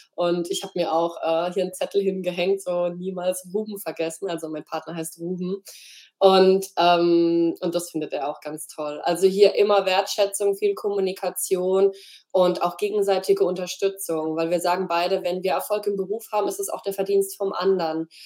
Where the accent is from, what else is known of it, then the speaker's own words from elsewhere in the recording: Freiburg, Baden-Württemberg, Germany; hier in Freiburg, bin zurück in meine Heimat gezogen